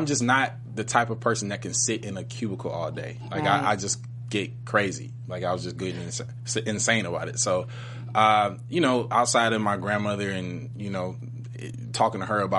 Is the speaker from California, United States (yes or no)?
no; Detroit, Michigan, United States; growing up in Detroit as a whole just gave me the fundamental principles about how to be a good person.